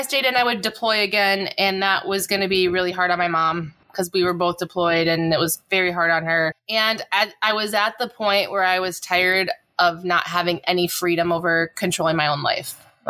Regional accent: Minnesota, United States; I'm from Minnesota.

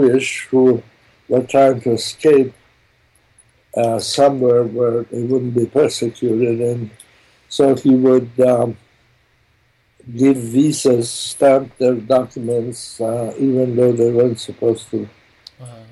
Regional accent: Rijeka, Primorje-Gorski Kotar County, Croatia; first language German; English is a second language; moved away; I was born in Italy in a little town called Fiume, where my father was Hungarian consul

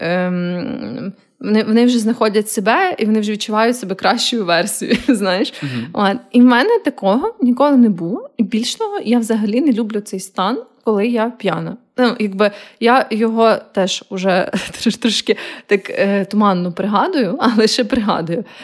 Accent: Kyiv, Ukraine; moved away as an adult; also born or lived in Lviv; я виросла в Києві

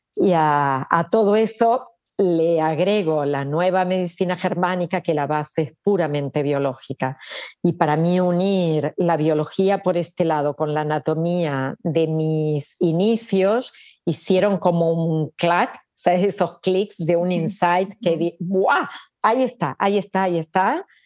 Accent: Argentina; moved away as an adult; now in Barcelona, Spain; yo nací en Argentina, viví allá, vine aquí

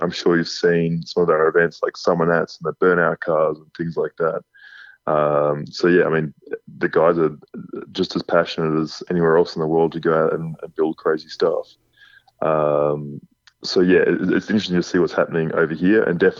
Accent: West Coast of Australia, Western Australia, Australia; moved away as an adult; also born or lived in Lancelin, Western Australia; now in Texas, United States; Where I grew up on the West Coast, we didn't have annual inspections and things like that.

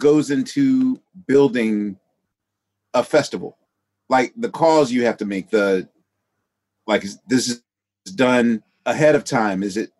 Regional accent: Philadelphia, Pennsylvania, United States; as a Philadelphian

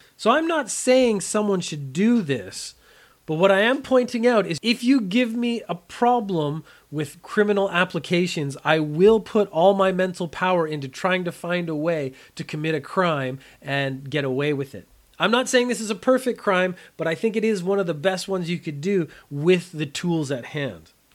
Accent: Canada; moved away as an adult; now in Japan; I am a Canadian. I grew up in a very mild climate in the summertime

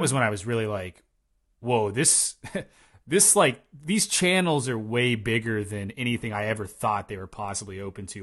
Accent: Tennessee, United States; moved away; also born or lived in Eastern Washington; I'm from Tennessee

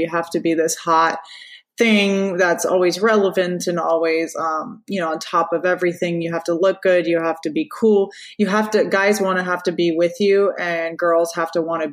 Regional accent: Orlando, Florida, United States; I was born in Orlando

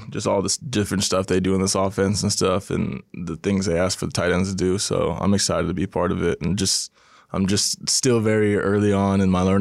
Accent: California, United States; growing up in California and just um, uh, going to San Jose State, you always had Tony Gonzalez to look up to.

